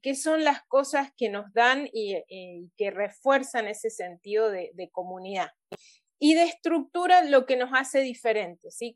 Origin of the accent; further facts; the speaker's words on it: Mendoza, Argentina; also born or lived in Papua New Guinea